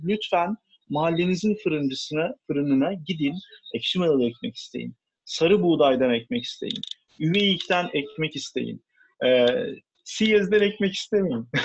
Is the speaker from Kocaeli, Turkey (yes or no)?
no; Istanbul, Turkey; İstanbulluyum. Ee, bayağı e, bu şehrin köylüsüyüm aslında. Ee, Beykoz tarafındaki köylerden bir tanesi